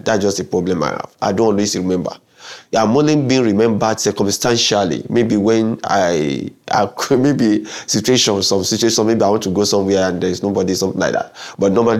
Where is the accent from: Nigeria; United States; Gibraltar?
Nigeria; Lagos; also born or lived in Ogun State, Nigeria; I grew up in Lagos, and after 6 years, I was taken to Ogun State, another state in Nigeria